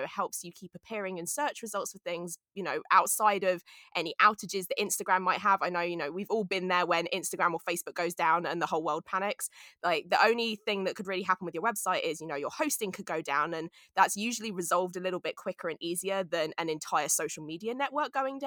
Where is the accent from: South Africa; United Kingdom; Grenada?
United Kingdom; London; moved away as an adult; now in United States; I'm from London